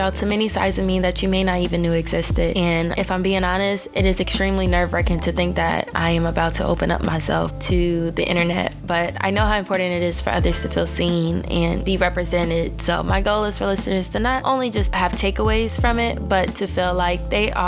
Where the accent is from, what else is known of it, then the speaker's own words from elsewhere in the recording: Chicago, Illinois, United States; now in Kansas, United States; I am from Chicago